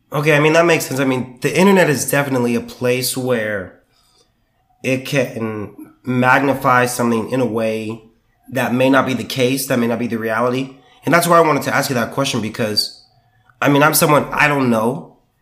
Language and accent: English; southern California, United States; also born or lived in Sacramento; now in Texas, United States; I'm from the southern part of California